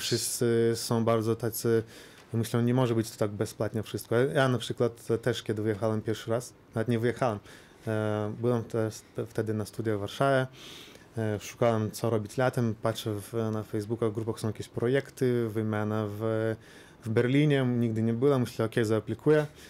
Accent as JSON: {"language": "Polish", "country": "Lithuania", "said": "u nas na Litwie"}